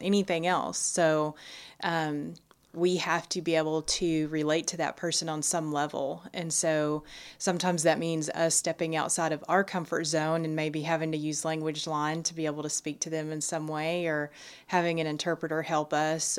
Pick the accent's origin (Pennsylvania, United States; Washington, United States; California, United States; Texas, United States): Texas, United States; Nacogdoches County; also born or lived in Austin, Texas; born and raised in Nacogdoches County